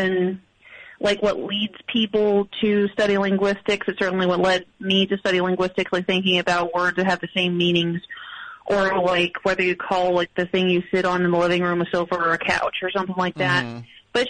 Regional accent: Springfield, Illinois, United States; also born or lived in North Carolina; now in Raleigh, United States; I grew up in Springfield, Illinois

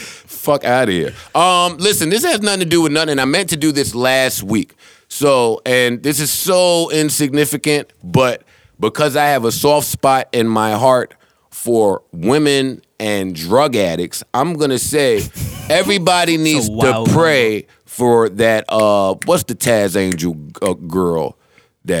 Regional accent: New Jersey, United States; I'm from New Jersey, and I'm 36.

